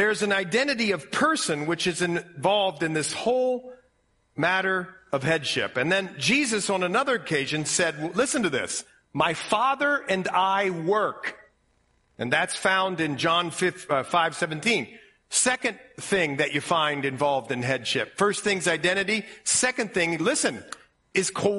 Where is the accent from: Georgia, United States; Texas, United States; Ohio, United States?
Ohio, United States; accent: Ohio; My Ohio accent